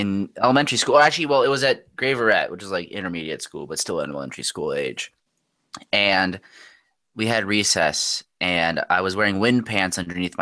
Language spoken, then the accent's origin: English; United States; us American